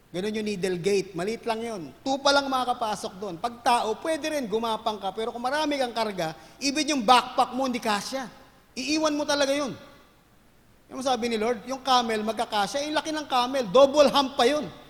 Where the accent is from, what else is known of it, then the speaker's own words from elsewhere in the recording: Manila, Metro Manila, Philippines; I grew up in Manila.